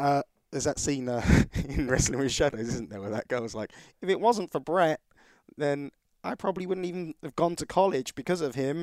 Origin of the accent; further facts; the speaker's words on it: United Kingdom; being British